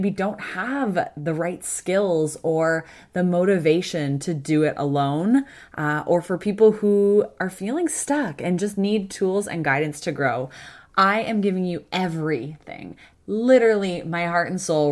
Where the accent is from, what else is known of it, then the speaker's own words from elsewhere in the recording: Kitchener, Ontario, Canada; I'm from Kitchener, so I know Guelph